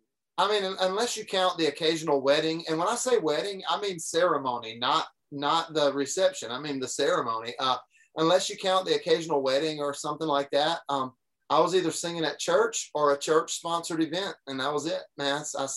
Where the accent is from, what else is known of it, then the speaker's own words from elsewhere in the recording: Deep South, United States; I grew up in the Deep South. I still live in Tennessee, which is fully within it's not like we're half in and half out. We're in the Deep South